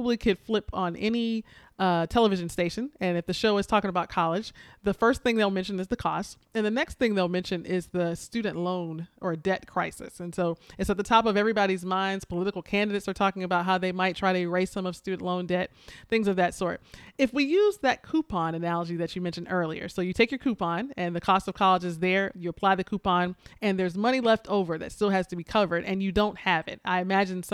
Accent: Florida, United States; my sister and I grew up in Florida.

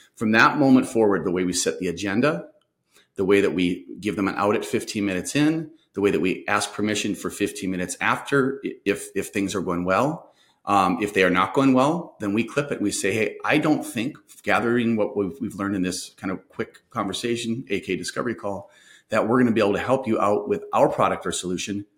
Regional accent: Minnesota, United States; I'm from Minnesota, so I had a funny accent to them

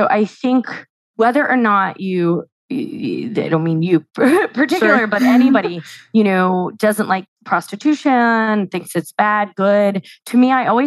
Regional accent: New York City, New York, United States; I'm a New Yorker, and I'm a privileged New Yorker

